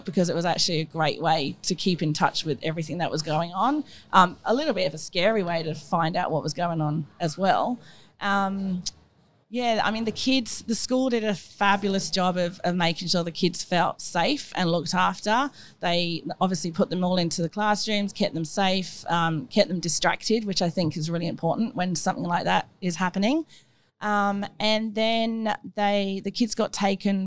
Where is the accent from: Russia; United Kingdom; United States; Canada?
United Kingdom; England; accent: English; now in Kurnell, Australia; I'm English, if you can't tell from my accent